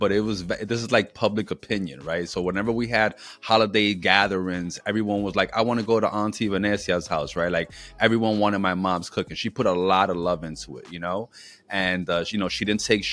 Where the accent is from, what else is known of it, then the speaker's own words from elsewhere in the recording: New York City, New York, United States; moved away as an adult; now in Philadelphia, United States; I'm originally from New York City